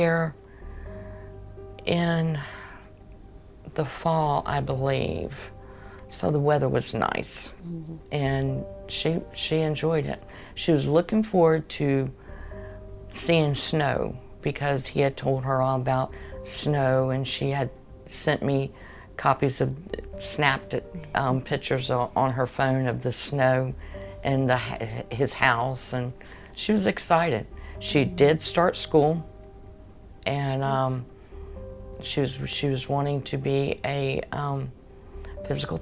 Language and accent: English; Jacksonville, Florida, United States; also born or lived in Tallahassee; I'm a Jacksonville native. I've always been here. I was born and I'm from Jacksonville.